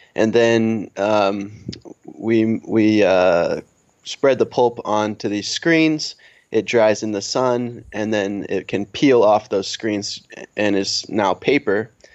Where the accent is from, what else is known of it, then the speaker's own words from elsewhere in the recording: Old Lyme, Connecticut, United States; moved away as an adult; also born or lived in Vermont / Marshall Islands; now in Kosrae, Micronesia; I'm originally from Old Lyme, Connecticut. Um, I grew up there